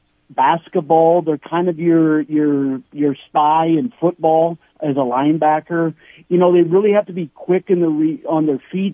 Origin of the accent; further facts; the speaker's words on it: Mitchell, South Dakota, United States; moved away as an adult; now in Sioux Falls, United States; Mitchell, which is, you know, my hometown